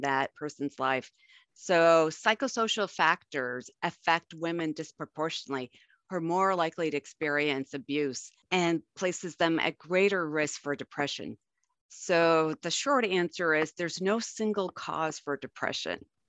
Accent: Buffalo, New York, United States; now in Arizona, United States; I grew up in Buffalo

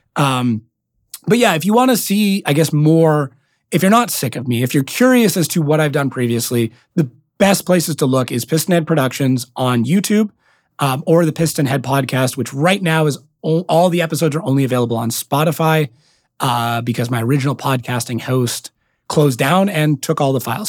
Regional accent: Canada; accent: very heavy Canadian accent; being Canadian

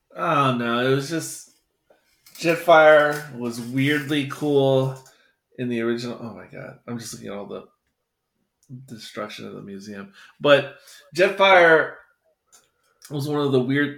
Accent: United States; as an American

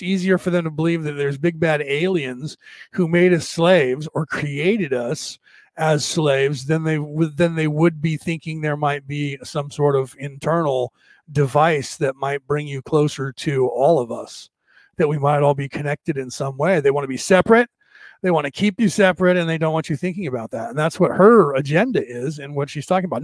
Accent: United States; I was brought up in America

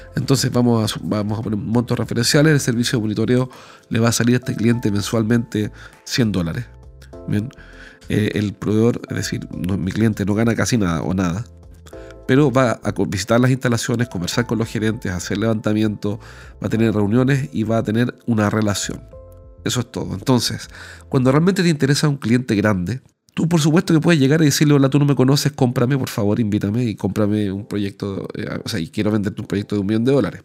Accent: Chile; como soy chileno hablo rapidísimo

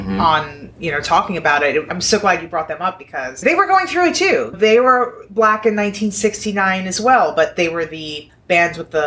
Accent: New York City, New York, United States; I grew up in New York City, so, you know, the world looks like Sesame Street to me.

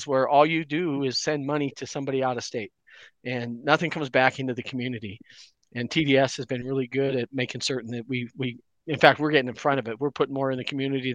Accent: Butte, Montana, United States; moved away as an adult; I'm a Butte guy. I grew up in Butte, but the day after I graduated from college, I took one of those corporate careers and spent almost 30 years outside of Butte.

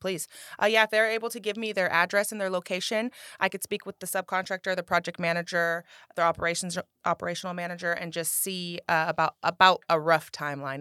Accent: Rancho Cordova, California, United States; born and raised in Rancho Cordova

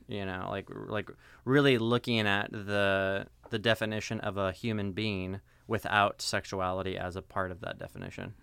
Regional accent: Seattle, Washington, United States; moved away as an adult; also born or lived in Denver, Colorado / Southern California; now in Fullerton, United States; I was born in Denver, Colorado. Spent ten years there, and then mm moved mm-hmm. to Seattle, Washington. Mm-hmm. It's where they uh, where I spent the most of my significant part of my childhood.

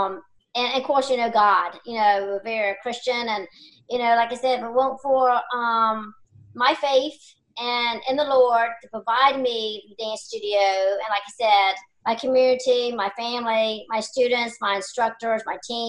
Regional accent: York County, Virginia, United States; I was born and raised here in York County

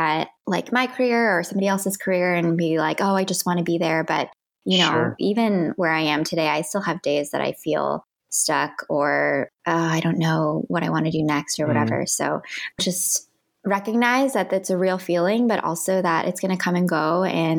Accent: Midwest, United States; moved away as an adult; now in Los Angeles, United States; Being Asian American and growing up in the Midwest

